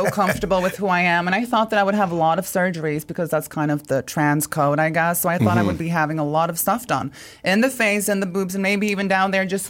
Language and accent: English; Norway; moved away as an adult; also born or lived in Canada; I'm from Norway. I lived in Norway my whole life. And then when I met Jim, we moved to Canada together for 2 years.